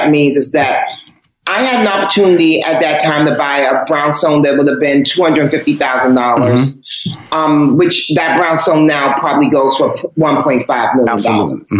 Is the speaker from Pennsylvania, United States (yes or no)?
no; New York, United States; born or raised there